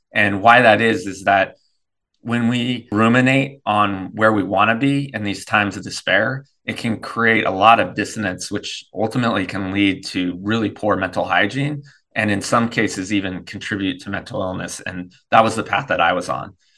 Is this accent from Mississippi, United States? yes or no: no; Davis, California, United States; moved away as an adult; now in North Carolina, United States; we grew up in Davis